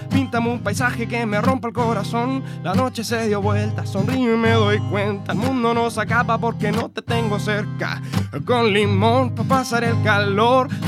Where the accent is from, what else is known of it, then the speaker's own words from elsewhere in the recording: Concepción, Biobío, Chile; soy de Conce y ustedes también, entonces somos todos pesquistas